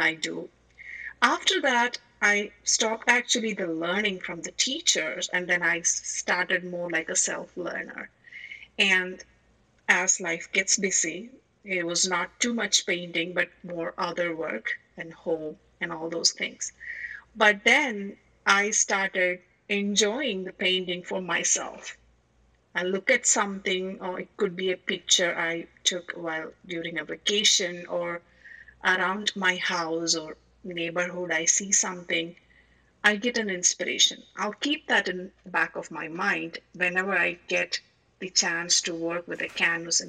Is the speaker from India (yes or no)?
yes; India; moved away as an adult; now in United States; I'm basically from India. Did all my growing up, school, college, starting of career, everything in India.